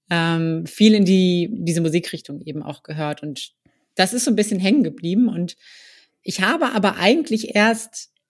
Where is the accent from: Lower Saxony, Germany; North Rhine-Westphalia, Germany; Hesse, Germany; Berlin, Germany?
Hesse, Germany; near Kassel, North; moved away as an adult; also born or lived in Marburg; now in Hamburg, Germany; ich komme ursprünglich aus der Nähe von Kassel, also in Nordhessen.